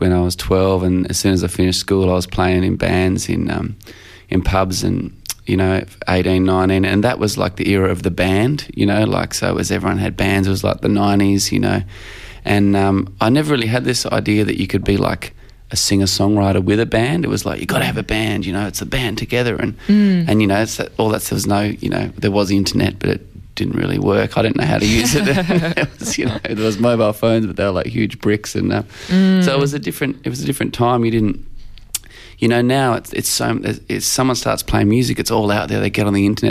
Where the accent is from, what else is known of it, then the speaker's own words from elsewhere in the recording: Australia; I describe myself as an Australian songwriter